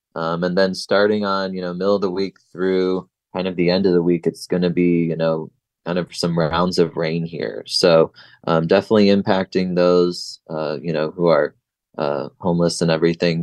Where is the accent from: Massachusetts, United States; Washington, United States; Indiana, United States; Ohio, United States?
Ohio, United States; now in San Diego, United States; I'm from Ohio